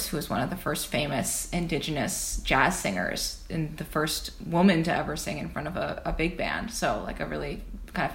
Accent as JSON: {"language": "English", "town": "Odanak", "region": "Quebec", "country": "Canada", "said": "I'm from Odinak First Nation, or the Abenaki Nation of Odinak, which is in southern Quebec, about an hour and a half from Montreal."}